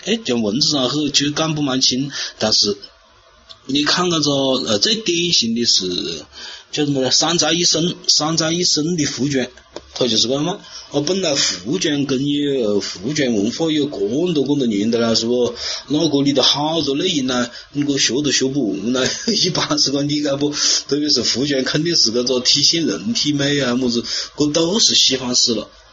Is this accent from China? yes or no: yes; China; 我们中国人